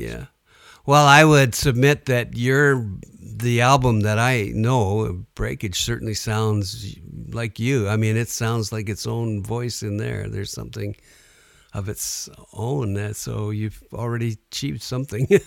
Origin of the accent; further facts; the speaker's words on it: Sudbury, Ontario, Canada; I grew up in Sudbury